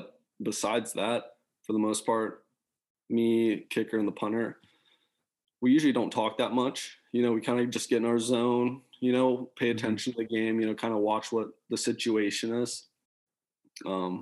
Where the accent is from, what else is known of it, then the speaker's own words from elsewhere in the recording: Columbus, Ohio, United States; moved away as an adult; also born or lived in Michigan; I grew up in Columbus